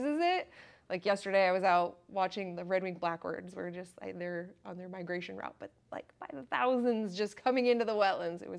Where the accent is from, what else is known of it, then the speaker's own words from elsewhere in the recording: South Central Iowa, United States; now in Northeast Iowa, United States; I'm from South Central Iowa